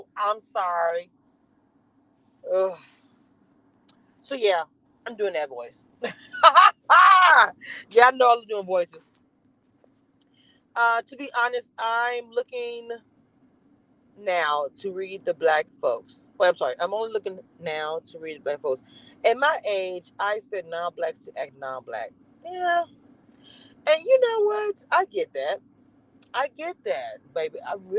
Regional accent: the South, United States; I'm in Texas. I don't know if they have them down there where y'all are. I'm from the South.

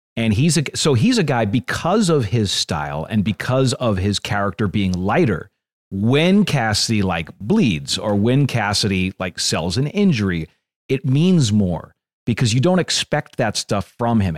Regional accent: Northeast, United States; I grew up in the Northeast

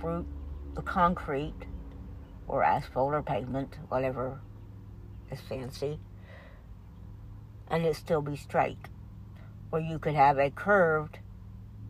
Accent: United States; We're American citizens

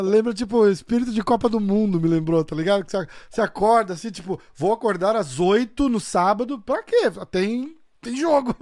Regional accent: São Paulo, Brazil; now in New York, United States; Eu sou de São Paulo

